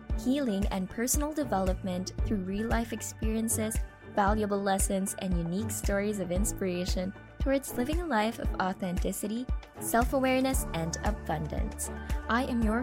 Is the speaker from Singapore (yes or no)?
yes; Singapore; We grew up together in Singapore